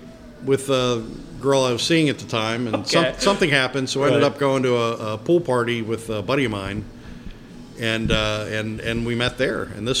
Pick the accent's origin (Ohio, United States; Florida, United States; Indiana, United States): Florida, United States; Tampa; I was born in Tampa General Hospital.